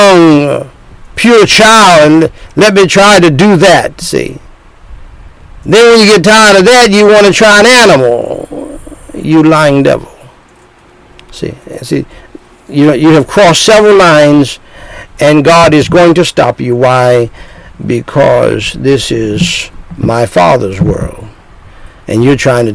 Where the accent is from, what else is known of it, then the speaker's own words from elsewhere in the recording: North Carolina, United States; moved away; my home state, one of my home states, North Kakalaki, in the South